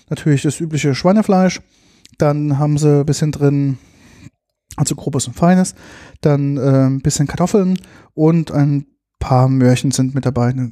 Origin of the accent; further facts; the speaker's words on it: Rhineland-Palatinate, Germany; naja, ich bin halt Pfälzer und Saumagen was ich halt gerne.